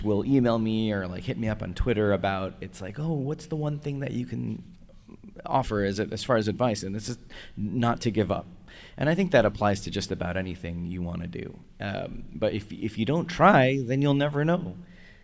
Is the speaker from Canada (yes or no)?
yes; Canada; now in United States; I'm Canadian